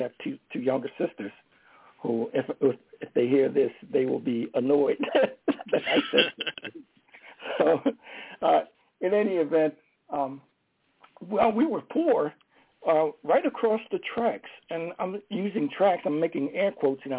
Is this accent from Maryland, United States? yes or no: yes; Baltimore, Maryland, United States; moved away as an adult; a black man growing up in Baltimore, Maryland, in the 1940s, 50s, and 60s, I left for Baltimore in 1961.